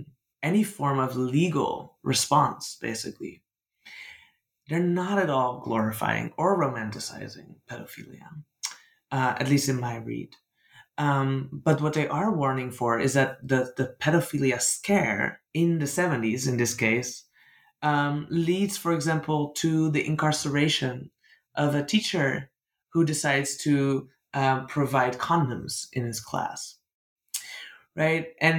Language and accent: English; Netherlands; I'm from the Netherlands. I grew up in a deeply colonial country